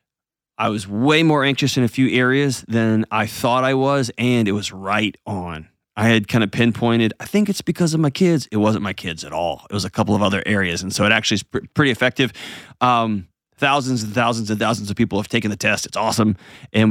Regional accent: Texas, United States; now in Nashville, United States; when I was a kid growing up in Texas

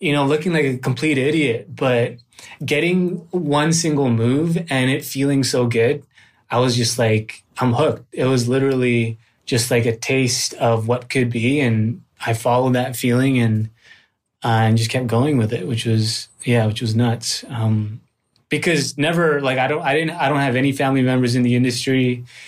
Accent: Richmond, British Columbia, Canada; moved away as an adult; also born or lived in Manila, Philippines; now in Los Angeles, United States; I was born in the Philippines, on Manila, and then I went over to, to Vancouver, or specifically, more specifically Richmond, British Columbia, uh, when I was three.

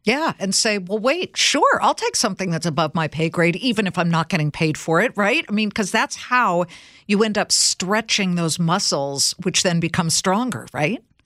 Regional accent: California, United States; I'm from California

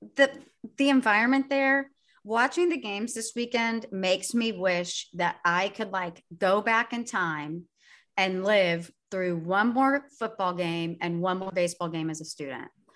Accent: United States; I'm American

